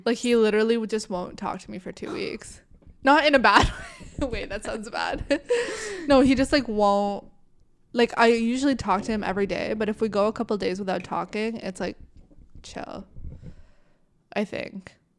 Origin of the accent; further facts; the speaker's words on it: Canada; I was born in Canada